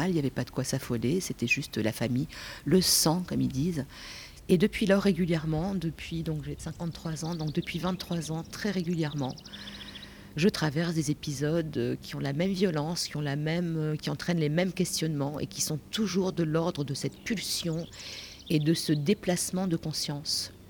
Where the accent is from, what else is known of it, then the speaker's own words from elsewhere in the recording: Lille, Hauts-de-France, France; born there; euh, je ne suis pas Gnawa, je suis de l'Est algérien. Je suis née à Lille il y a 53 ans de cela.